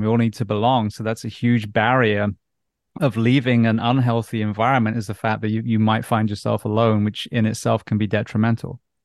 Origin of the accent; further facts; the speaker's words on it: England, United Kingdom; being an English schoolboy